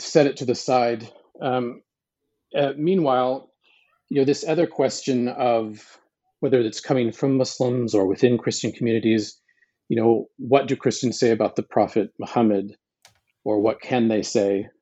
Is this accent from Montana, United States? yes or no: yes; Montana, United States; I was born in Montana